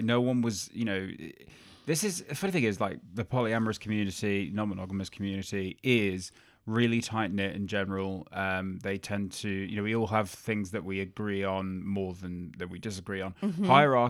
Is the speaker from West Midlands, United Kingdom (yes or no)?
yes; Birmingham, West Midlands, United Kingdom; now in Australia; yeah, I mean, I grew up in Birmingham, but no one would tell.